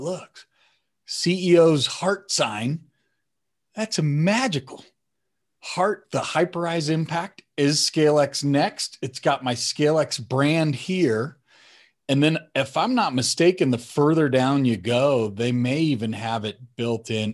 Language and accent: English; Denver, Colorado, United States; moved away; also born or lived in Phoenix, Arizona; Denver, which is where I grew up in Colorado